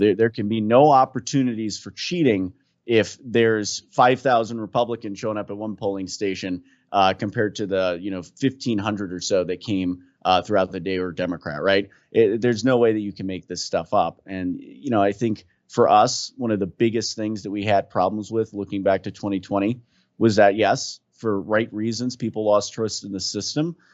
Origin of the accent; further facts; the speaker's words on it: New Jersey, United States; I'm from Jersey